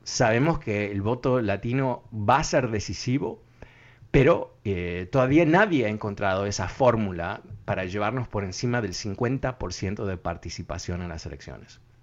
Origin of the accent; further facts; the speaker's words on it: Uruguay; now in United States; yo soy de Uruguay